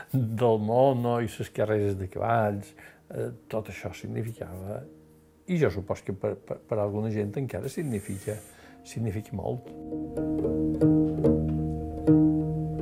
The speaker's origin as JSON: {"language": "Catalan", "town": "Manacor", "region": "Balearic Islands", "country": "Spain", "tie": "born or raised there", "said": "Vaig néixer a Manacor el 6 d'agost de 1948."}